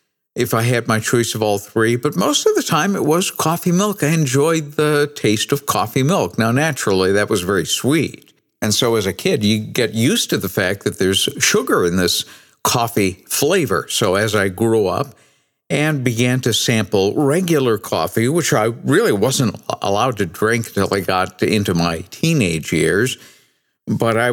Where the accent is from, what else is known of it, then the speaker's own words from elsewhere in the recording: New England, United States; I grew up in New England